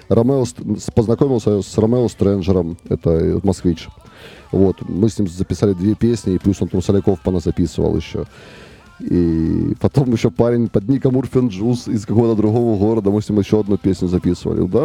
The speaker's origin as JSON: {"language": "Russian", "town": "Luhansk", "region": "Luhansk Oblast", "country": "Ukraine", "moved": "yes", "lives_now": "Kharkiv, Ukraine", "said": "и потом в 2014 году мы благополучно все из Луганска уехали потому что там начался э, эти военные действия, и все, и все разъехались."}